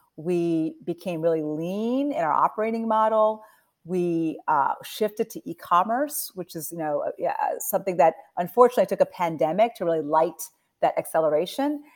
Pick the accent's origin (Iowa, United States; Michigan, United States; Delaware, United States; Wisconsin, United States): Delaware, United States; also born or lived in New Jersey; I was born in New Jersey. I grew up in Delaware